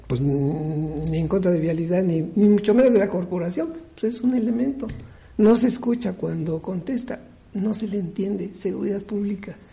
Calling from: Huamantla, Tlaxcala, Mexico; de Huamantla

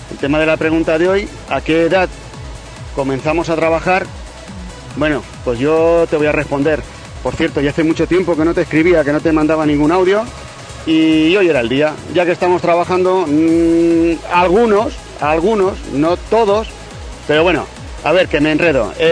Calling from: Utiel, Valencian Community, Spain; de Utiel

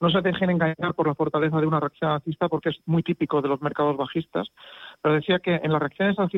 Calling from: Madrid, Community of Madrid, Spain; Hola, buenos días. … de Madrid

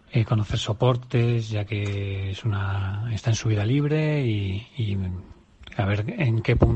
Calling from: Community of Madrid, Spain; Hola, buenas tardes. … de Leones, en Madrid.

